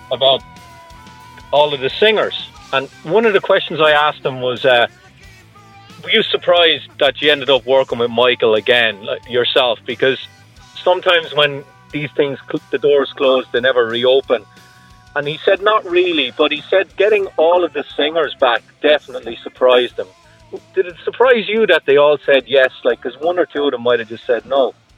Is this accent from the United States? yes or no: no; Ireland; I'm from Ireland